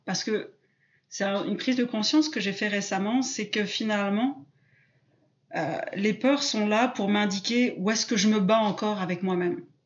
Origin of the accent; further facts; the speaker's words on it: south-west France, France; moved away as an adult; now in Quebec, Canada; en France, je suis plutôt du sud-ouest, mais là, j'habite au Québec en ce moment